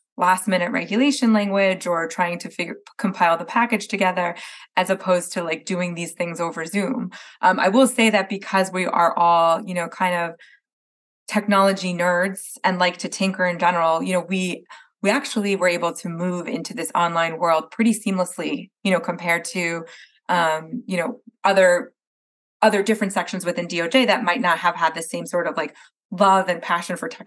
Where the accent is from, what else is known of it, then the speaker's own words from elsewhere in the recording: New Jersey, United States; moved away; I'm from Jersey originally